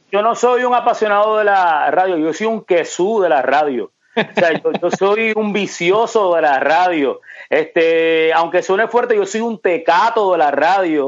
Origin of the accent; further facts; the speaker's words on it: Ponce, Puerto Rico; moved away as an adult; also born or lived in Buenos Aires, Argentina / Bayamón, Puerto Rico; now in Central Florida, United States; Yo soy de Ponce y yo cogía en, en, en la casa donde yo vivía, en Ponce, en el Cotolaurel